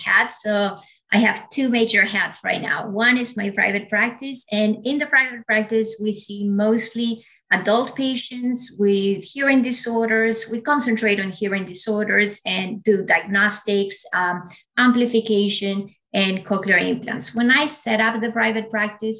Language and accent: English; Ecuador; first language Spanish; English is a second language; moved away; also born or lived in United States / Australia; I was born and raised in Ecuador. So you can imagine Spanish is my first language